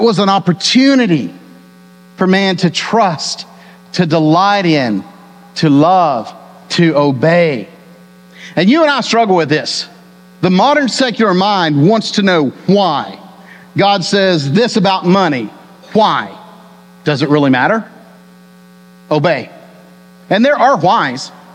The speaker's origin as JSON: {"language": "English", "region": "Texas", "country": "United States", "tie": "born or raised there", "said": "I was born and raised in Texas"}